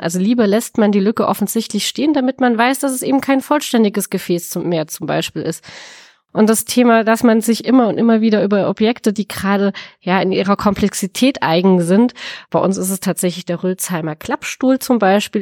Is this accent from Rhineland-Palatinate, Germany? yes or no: yes; the Speyer region, Rhineland-Palatinate, Germany; ich habe ein bisschen Heimvorteil, wenn ich ehrlich bin. Ähm, ich komme aus der Region